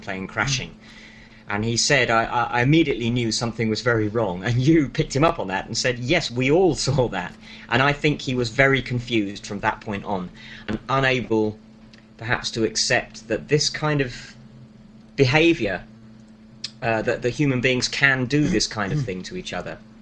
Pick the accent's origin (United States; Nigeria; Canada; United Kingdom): United Kingdom; London; I am a Londoner.